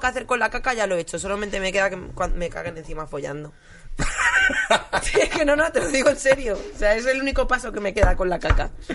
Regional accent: Madrid, Community of Madrid, Spain; yo soy de Aluche y estábamos en unas fiestas de Aluche

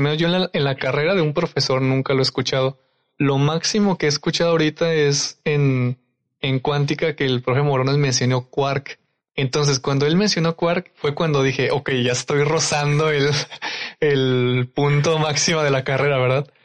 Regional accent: Durango, Mexico; moved away; yo que soy de Durango

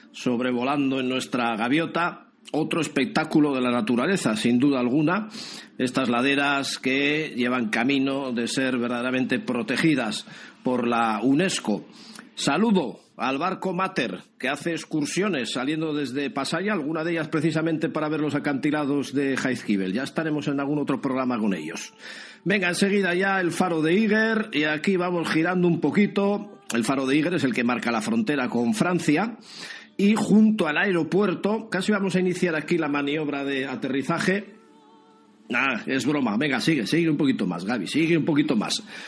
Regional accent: San Sebastián, Basque Country, Spain; somos como muy de San Sebastián

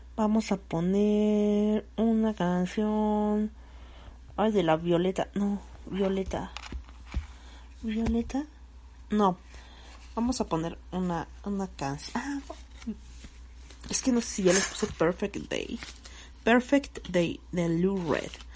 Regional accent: Cuautzingo, State of Mexico, Mexico; en mi pueblo, ¿no? En el pueblo, a la entrada de Cuautzingo

